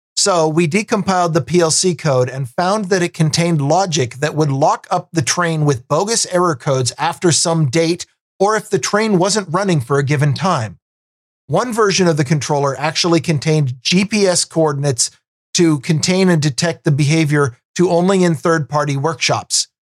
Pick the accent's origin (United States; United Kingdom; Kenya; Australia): United States; Vancouver, Washington; I grew up out in Vancouver, Washington, which is the, the south end